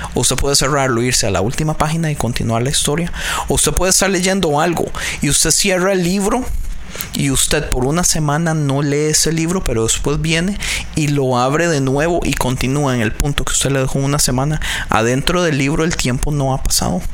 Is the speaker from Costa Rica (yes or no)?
yes; Costa Rica; now in California, United States; yo soy de Costa Rica